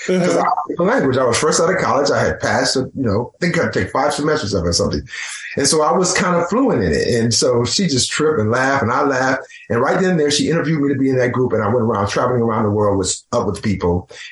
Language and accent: English; Milwaukee, Wisconsin, United States; I'm from Milwaukee, Wisconsin.